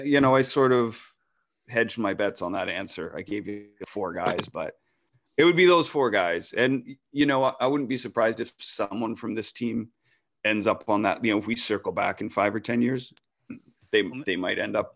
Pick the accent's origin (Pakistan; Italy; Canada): Canada; That's one thing about being Canadian.